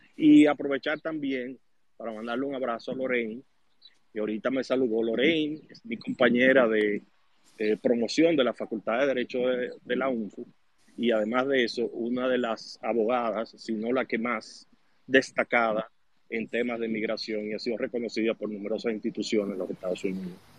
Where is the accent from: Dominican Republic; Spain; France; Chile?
Dominican Republic; moved away as an adult; also born or lived in Canada